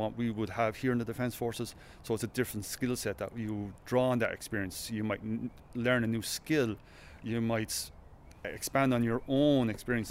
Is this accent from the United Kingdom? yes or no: no; Kilkenny, Leinster, Ireland; I'm from Kilkenny, I work in DFHQ CIS in Dublin